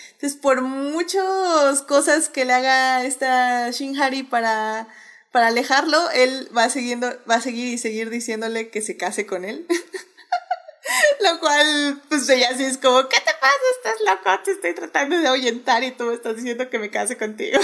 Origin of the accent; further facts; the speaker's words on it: Mexico; algunas costumbres que no tenemos aquí, por ejemplo en México